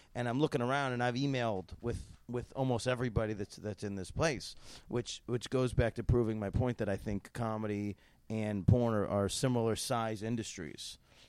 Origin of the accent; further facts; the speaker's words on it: Syracuse, New York, United States; I'm from Syracuse.